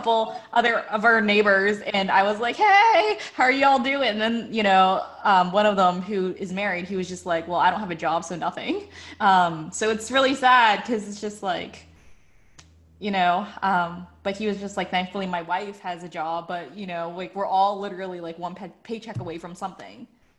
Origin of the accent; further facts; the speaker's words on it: Pittsburgh, Pennsylvania, United States; I mean, for me, like, I came from Pittsburgh, so I came from the Northeast.